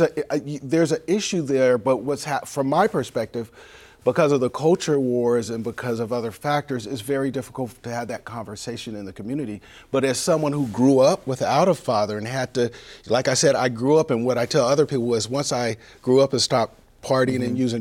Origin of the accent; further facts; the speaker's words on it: San Diego, California, United States; You know, we grew up in Bay Vista Methodist apartments, and you ask people, 49th and Logan in San Diego